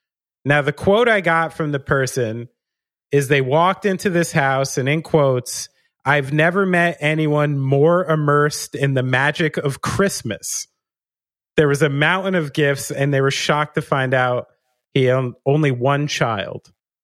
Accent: New York City, New York, United States; I'm not from France. I'm sorry. I'm from around New York City.

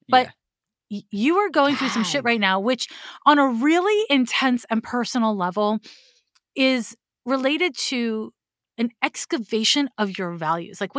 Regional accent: Montreal, Quebec, Canada; a person from Montreal.

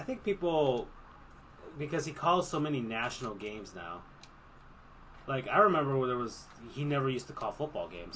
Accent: South Florida, United States; I'm from South Florida

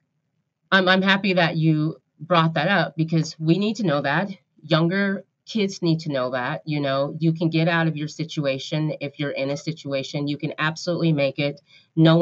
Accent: the Northwest, Pacific Northwest, United States; moved away as an adult; now in Sacramento, United States; I'm from the Northwest

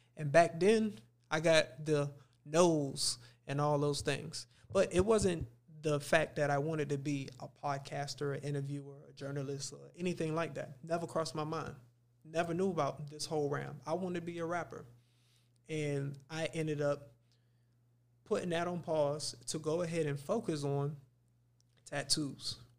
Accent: Miami, Florida, United States; I grew up in Dade County.

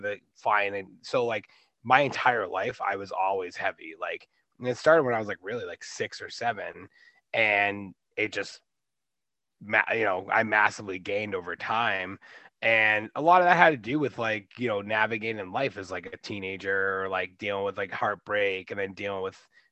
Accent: Boston, Massachusetts, United States; I'm 37 from the Boston area. I was born and raised here.

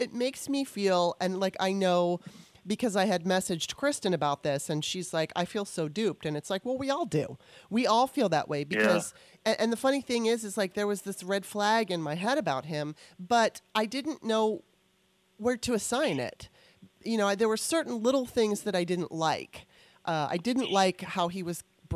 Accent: United States; as a Gen Xer growing up in America

